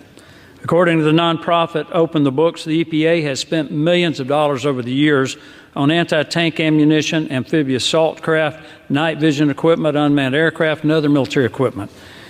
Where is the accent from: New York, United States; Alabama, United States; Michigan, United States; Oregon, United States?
Alabama, United States; my home state of Alabama